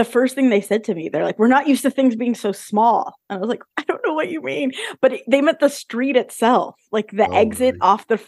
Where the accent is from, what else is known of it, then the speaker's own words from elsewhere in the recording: Southern California, United States; I'm from Southern California. I've lived here my entire life